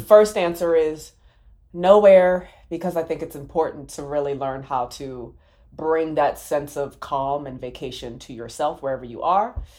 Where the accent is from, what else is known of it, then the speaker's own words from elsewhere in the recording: Maryland, United States; I'm from Maryland